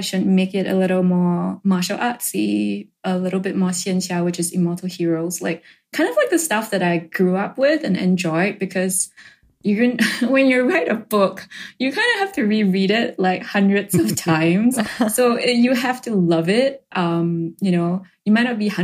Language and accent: English; Singapore; I grew up in Singapore